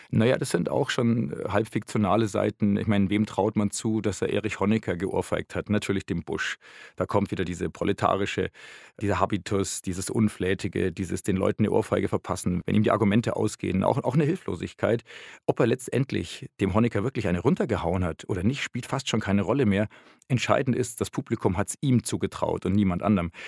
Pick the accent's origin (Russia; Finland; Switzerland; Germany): Germany; West Germany; Ich bin halt in einem 68er Elternhaus aufgewachsen im Westen